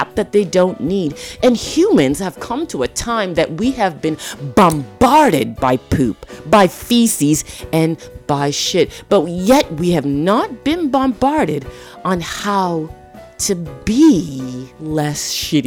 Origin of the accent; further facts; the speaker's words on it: Toronto, Ontario, Canada; also born or lived in Jamaica; I grew up in Toronto, Canada. I was born to a Jamaican mother